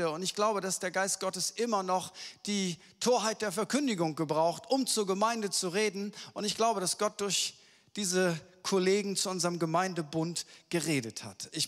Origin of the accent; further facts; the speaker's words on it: Lower Saxony, Germany; Und ich bin ja Ostfriese und ich weiß, ich bin hier äh, in Hannover, das ist immer eine, eine Challenge.